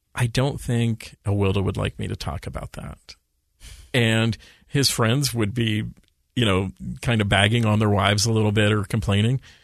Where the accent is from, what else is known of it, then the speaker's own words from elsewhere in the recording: Redmond, Washington, United States; moved away as an adult; also born or lived in Steubenville, Ohio; now in Utah, United States; I went to high school in Redmond, Washington. I grew up on East Lake Sammamish Boulevard